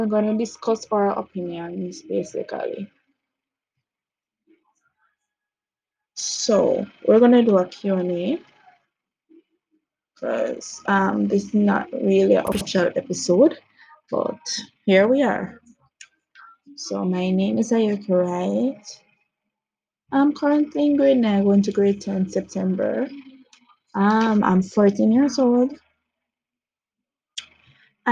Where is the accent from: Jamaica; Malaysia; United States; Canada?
Jamaica; I'm from Jamaica